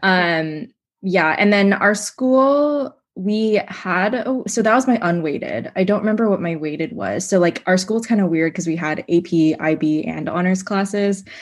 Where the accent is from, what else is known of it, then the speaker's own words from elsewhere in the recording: Seattle, Washington, United States; moved away; I'm originally from Seattle